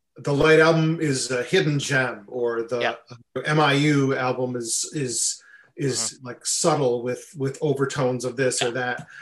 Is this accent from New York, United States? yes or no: yes; Buffalo, New York, United States; I grew up in Buffalo, New York